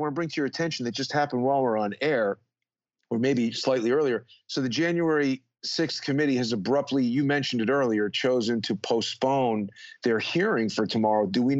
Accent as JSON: {"language": "English", "country": "United States", "tie": "born or raised there", "said": "growing up in the United States in the 70s and 80s"}